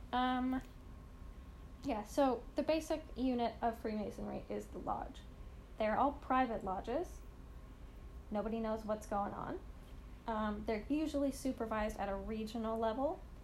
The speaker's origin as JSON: {"language": "English", "country": "Canada"}